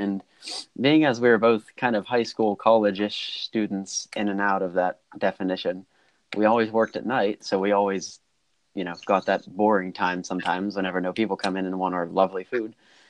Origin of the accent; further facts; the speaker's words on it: Pennsylvania, United States; We're both from Pennsylvania, and I go to St. Francis University. I'm in my sophomore year there